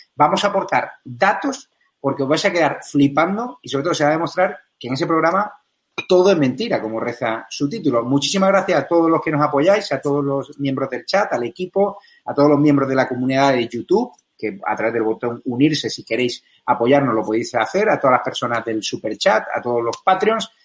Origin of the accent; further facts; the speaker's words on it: Marbella, Andalusia, Spain; En mi tierra, Marbella